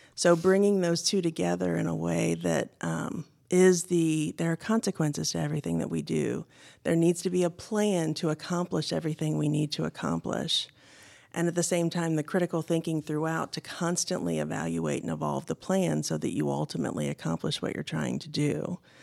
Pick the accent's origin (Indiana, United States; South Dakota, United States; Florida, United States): Indiana, United States; I grew up in Indiana. I'm a Midwestern girl, born and raised